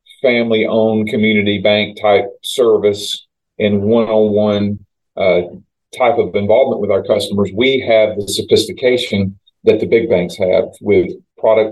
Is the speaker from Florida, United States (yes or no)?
yes; Auburndale, Florida, United States; also born or lived in Winter Haven; I was born in Winter Haven. I grew up in Auburndale